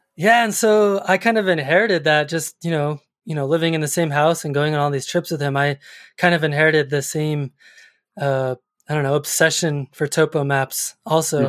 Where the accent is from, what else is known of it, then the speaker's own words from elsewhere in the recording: Colorado Springs, Colorado, United States; I grew up in Colorado Springs